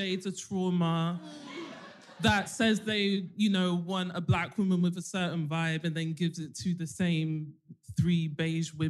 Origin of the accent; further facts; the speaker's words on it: London, United Kingdom; I'm 28. I'm from South London.